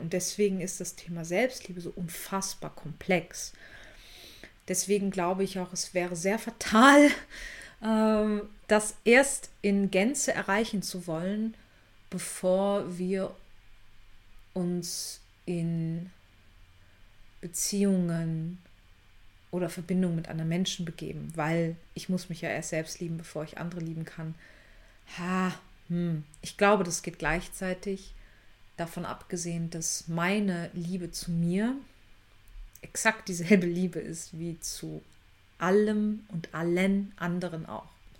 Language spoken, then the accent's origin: German; Germany; als Deutsche